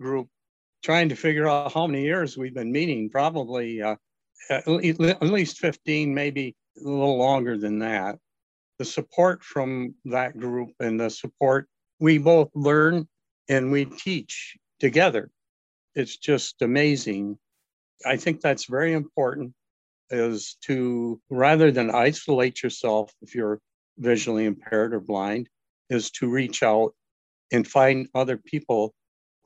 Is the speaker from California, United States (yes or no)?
no; Northern Michigan, United States; growing up in Northern Michigan as a male